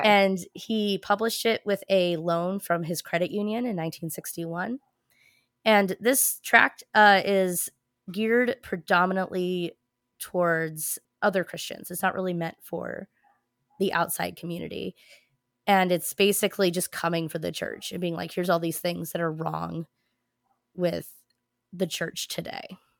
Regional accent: New Jersey, United States; I grew up in New Jersey

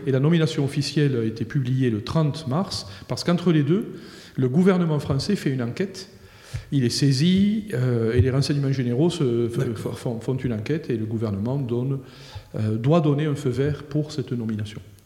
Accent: Comminges, Occitania, France; also born or lived in Toulouse; je, viens de là, j'ai grandi euh, dans une famille

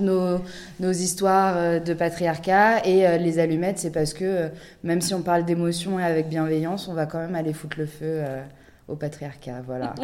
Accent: France; nous, on est, on est française

